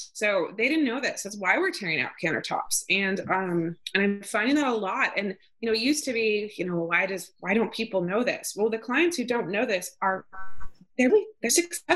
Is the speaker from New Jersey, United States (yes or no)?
no; outside of Yosemite National Park, California, United States; now in Maine, United States; I grew up outside of Yosemite National Park